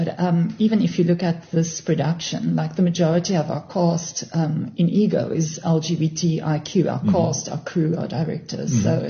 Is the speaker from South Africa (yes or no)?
yes; Cape Town, Western Cape, South Africa; I'm born and bred Cape Town.